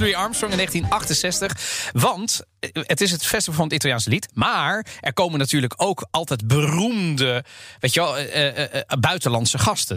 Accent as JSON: {"language": "Dutch", "town": "The Hague", "region": "South Holland", "country": "Netherlands", "tie": "born or raised there", "said": "ik ben opgegroeid in Den Haag"}